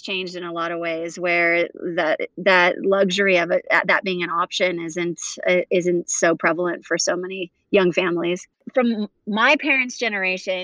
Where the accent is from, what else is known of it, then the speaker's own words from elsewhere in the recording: Huntington Beach, California, United States; also born or lived in South Africa; we grew up in Huntington Beach, and it wasn't until I was about 10 where I moved between South Africa and California.